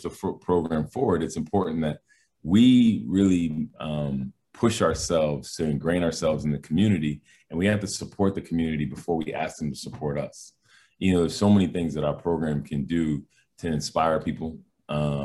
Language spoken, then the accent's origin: English; Massachusetts, United States; moved away as an adult; now in Albany, United States; I grew up in Massachusetts